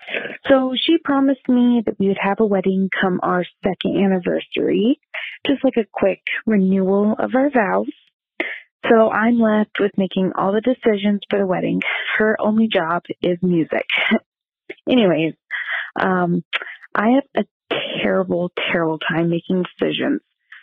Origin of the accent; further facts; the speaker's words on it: Nevada, United States; I'm from Nevada.